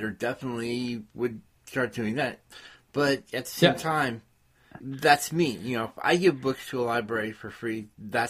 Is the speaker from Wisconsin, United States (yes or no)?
no; California, United States; I'm from California